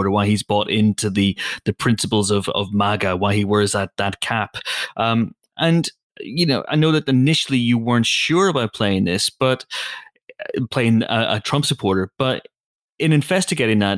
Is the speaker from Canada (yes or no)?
no; United Kingdom; because, you know, we're British, we just drink loads of tea.